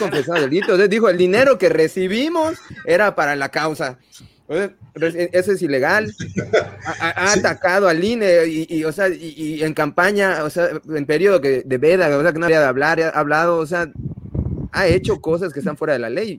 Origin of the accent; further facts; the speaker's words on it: Mexico; Nosotros como mexicanos